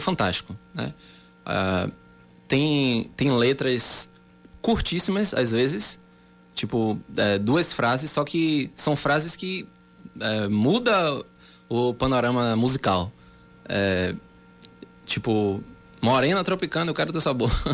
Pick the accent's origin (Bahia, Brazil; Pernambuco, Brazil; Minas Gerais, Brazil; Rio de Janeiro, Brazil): Bahia, Brazil; Salvador; moved away as an adult; now in João Pessoa, Brazil; eu sou de Salvador